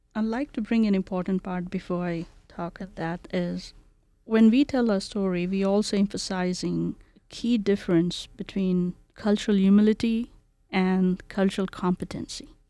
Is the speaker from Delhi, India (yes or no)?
no; Kolkata, West Bengal, India; English is a second language; now in Boise, United States; So I grew around culture and community in Calcutta, India.